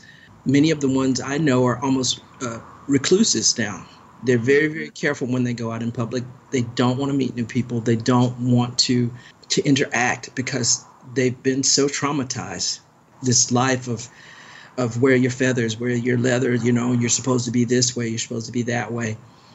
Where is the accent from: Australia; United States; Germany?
Germany; born there; I particularly studied Germany because I was born in Germany. My father was in the military